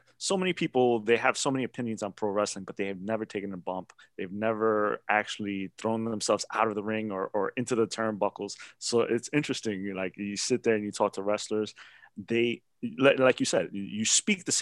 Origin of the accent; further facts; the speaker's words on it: New York, United States; I grew up in New York